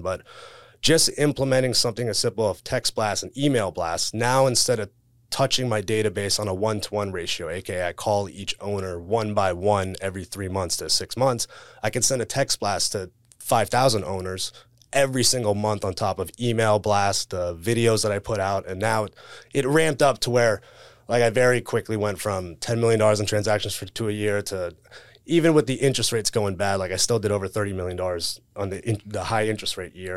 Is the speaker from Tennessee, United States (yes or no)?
no; South Florida, United States; born and raised in South Florida